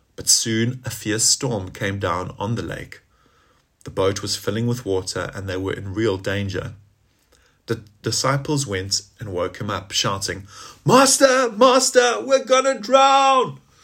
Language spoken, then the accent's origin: English; South Africa; now in Gloucestershire, United Kingdom; as we say in South Africa, how's it?